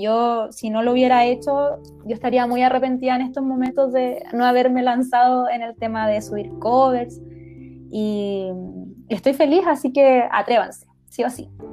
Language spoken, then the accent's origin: Spanish; Iquique, Tarapacá, Chile; also born or lived in Pica; yo soy de Iquique, para aclarar, de Iquique